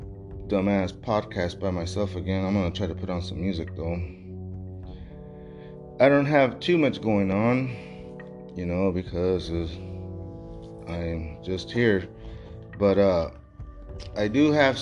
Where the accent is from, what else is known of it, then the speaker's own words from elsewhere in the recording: Texas, United States; I'm from Texas